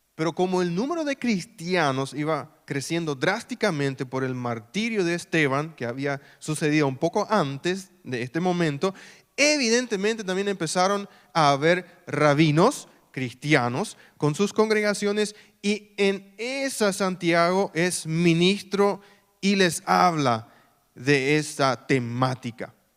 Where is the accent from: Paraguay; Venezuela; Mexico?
Paraguay; Filadelfia, Boquerón; also born or lived in Mariscal Estigarribia / San Lorenzo; Filadelfia, mi ciudad natal